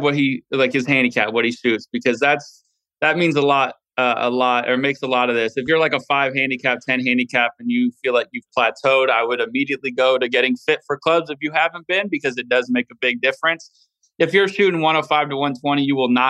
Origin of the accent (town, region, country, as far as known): Valencia, California, United States; born or raised there